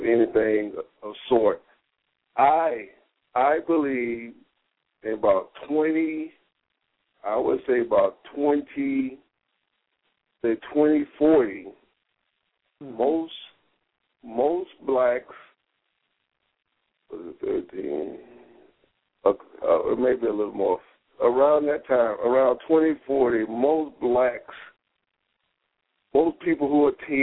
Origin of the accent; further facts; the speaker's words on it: the South, United States; I'm from the South